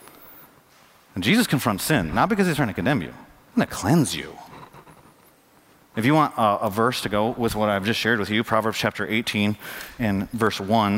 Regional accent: Flint, Michigan, United States; now in Raleigh, United States; I come from Flint, Michigan. It's one of the poorest cities in our country.

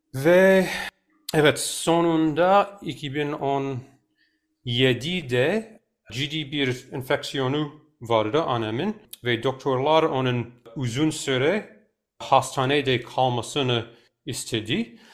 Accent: New York, United States; ben çocukken biz New York'ta oturduk.

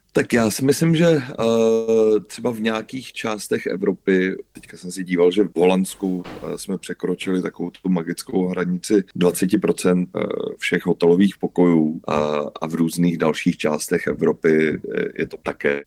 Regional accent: Czechia

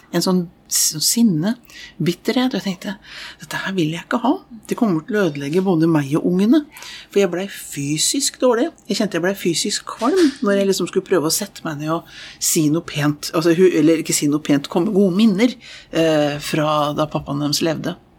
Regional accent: Oslo, Norway; jeg vokste opp i Østre frikirke i Oslo

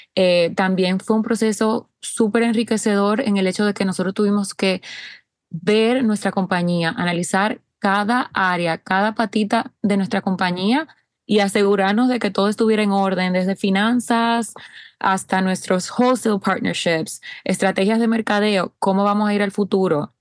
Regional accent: Dominican Republic; República Dominicana, de donde soy

